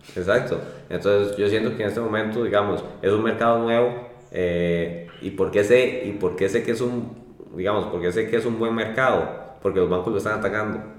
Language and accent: Spanish; Costa Rica; así somos los ticos